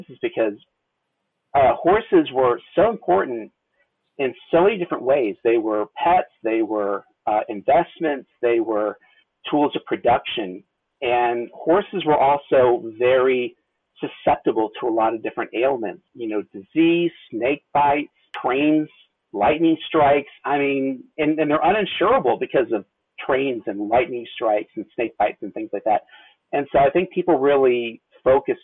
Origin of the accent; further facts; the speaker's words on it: Missouri, United States; I grew up in Missouri